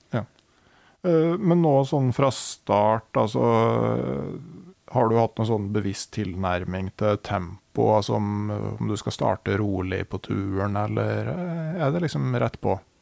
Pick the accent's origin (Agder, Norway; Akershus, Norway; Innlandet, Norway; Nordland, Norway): Innlandet, Norway; Gausdal; I hjembygda mi i Gausdal så var det jo helt vilt